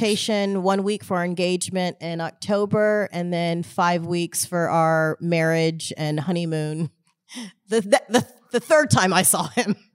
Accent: Houston, Texas, United States; I grew up in Houston, Texas.

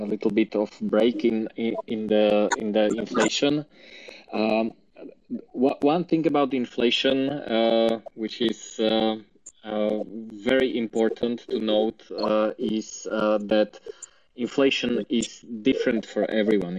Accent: Slovakia; I'm from Slovakia

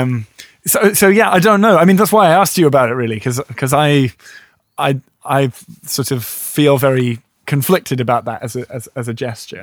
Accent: United Kingdom; I'm too British

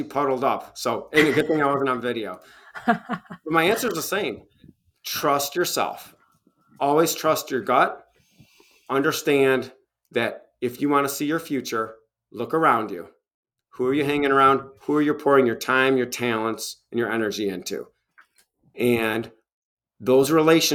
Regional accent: Michigan, United States; now in Tennessee, United States; my home state of former home state of Michigan, and in here in Tennessee

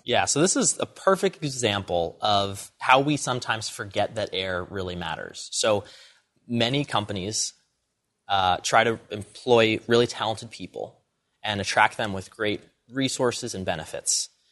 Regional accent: Allentown, Pennsylvania, United States; I grew up in Allentown, Pennsylvania, sort of a small city

